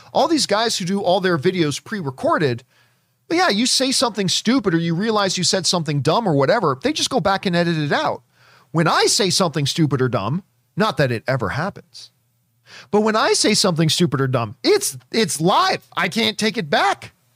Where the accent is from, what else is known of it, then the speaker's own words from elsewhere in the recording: Hamilton, Ontario, Canada; my hometown of Hamilton, Ontario, Canada